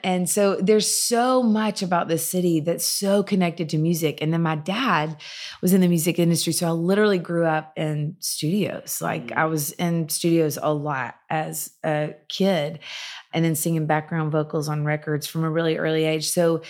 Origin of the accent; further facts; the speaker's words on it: Nashville, Tennessee, United States; I grew up in Nashville and then we met in Knoxville.